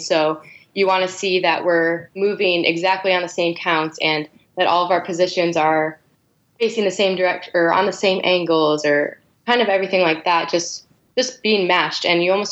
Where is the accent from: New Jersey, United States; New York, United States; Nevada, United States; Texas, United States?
New York, United States; Buffalo; moved away; I'm originally from Buffalo, New York.